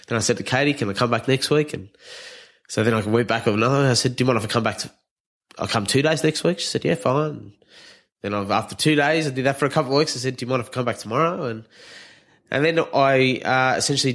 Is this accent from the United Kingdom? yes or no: no; New Zealand; now in Australia; I'm a Kiwi, but living in a Mozzie.